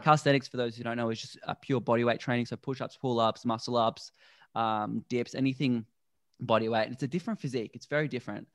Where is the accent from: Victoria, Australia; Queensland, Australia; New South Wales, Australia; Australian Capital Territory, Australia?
Victoria, Australia; Melbourne; now in Gold Coast, Australia; I grew up in Melbourne, which is a very concrete city